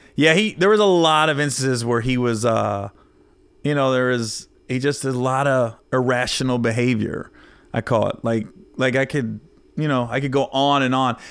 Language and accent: English; Oxford, Ohio, United States; moved away; where I grew up in Oxford, Cincinnati area.